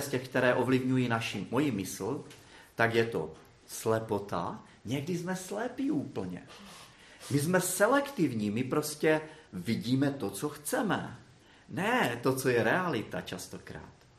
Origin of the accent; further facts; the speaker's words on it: Brno, South Moravian Region, Czechia; já jsem z Brna